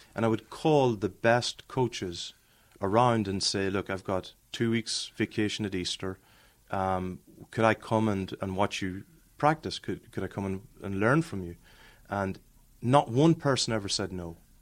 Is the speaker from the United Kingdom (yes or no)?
no; Ireland; moved away; growing up in Ireland